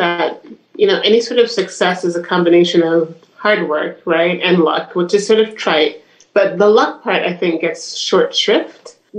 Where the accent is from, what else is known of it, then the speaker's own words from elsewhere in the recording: Brooklyn, New York, United States; also born or lived in Jamaica; I grew up fairly poor in Brooklyn and in Jamaica.